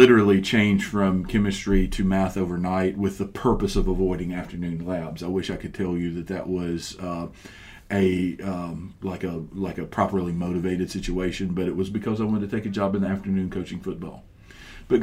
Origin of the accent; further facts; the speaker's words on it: Mississippi, United States; moved away as an adult; also born or lived in Georgia / Oviedo, Florida; now in Florida, United States; I grew up in Mississippi, and all of my family's in Mississippi.